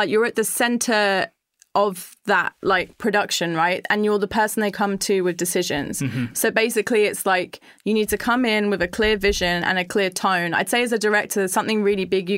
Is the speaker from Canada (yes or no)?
no; London, United Kingdom; we're all like from London